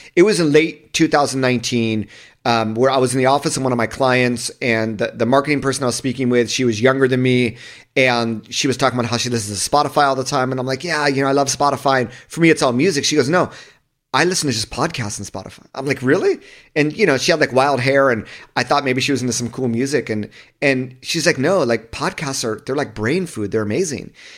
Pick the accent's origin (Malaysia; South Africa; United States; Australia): United States; Southern California; I grew up in Southern California